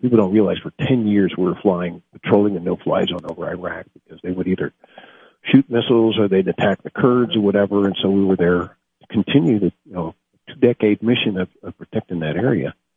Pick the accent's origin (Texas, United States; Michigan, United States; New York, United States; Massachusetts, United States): Michigan, United States; Niles; I grew up in Niles, in the west side of the state